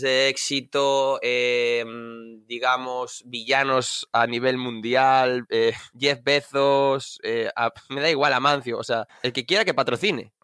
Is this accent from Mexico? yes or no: no; Vigo, Galicia, Spain; now in Cuntis, Spain; yo soy de Vigo, eh, born in Vigo, pero criado. Bueno, criado en Vigo también, pero ahora vivo en Cuntis